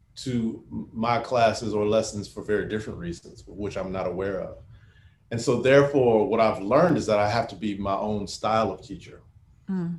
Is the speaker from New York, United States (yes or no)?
no; Houston, Texas, United States; I grew up in Houston